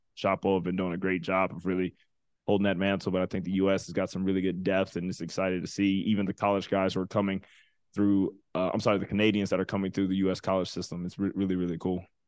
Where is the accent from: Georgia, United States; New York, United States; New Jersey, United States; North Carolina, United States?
Georgia, United States; Atlanta; growing up in Atlanta